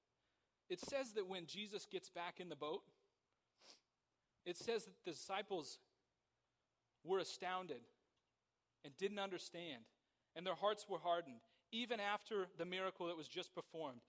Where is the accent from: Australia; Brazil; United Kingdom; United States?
United States; Somerset, California; I grew up in Somerset.